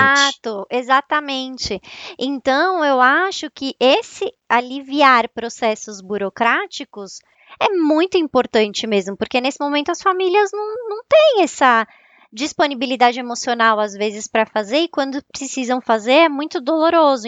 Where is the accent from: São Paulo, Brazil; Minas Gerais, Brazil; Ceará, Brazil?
São Paulo, Brazil; accent: São Paulo (paulistano); Eu tô em São Paulo, né? É, vocês vão perceber pelo meu sotaque, que é bem de São Paulo mesmo.